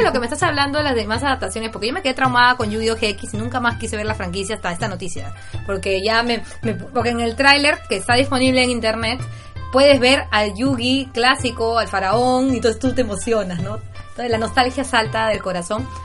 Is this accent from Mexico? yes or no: no; Peru; yo personalmente, como peruana